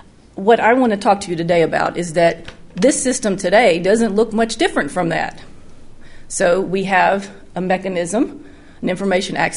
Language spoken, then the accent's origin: English; North Alabama, United States; moved away as an adult; now in Tennessee, United States; I grew up in North Alabama, just over the border